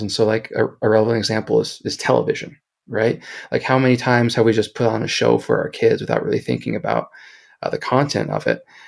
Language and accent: English; Kansas City, Missouri, United States; now in Salt Lake City, United States; originally from Kansas City, so I'm a, a big barbecue and Kansas City sports guy